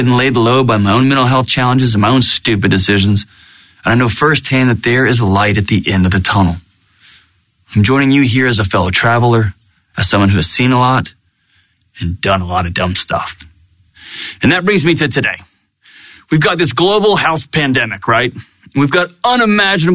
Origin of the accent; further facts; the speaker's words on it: Texas, United States; born and raised in Texas